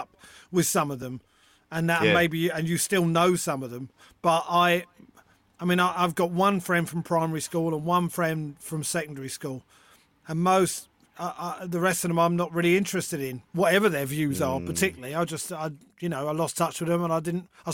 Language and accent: English; London, United Kingdom; I was born in London. I grew up in London.